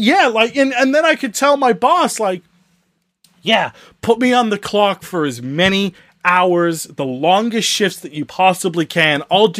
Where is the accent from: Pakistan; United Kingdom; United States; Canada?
Canada; I'm Canadian.